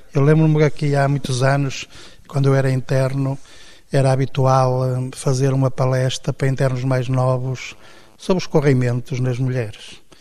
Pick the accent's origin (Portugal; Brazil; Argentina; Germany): Portugal; Minho, Norte; eu nasci numa aldeia típica do Minho, fui criado, tive uma educação católica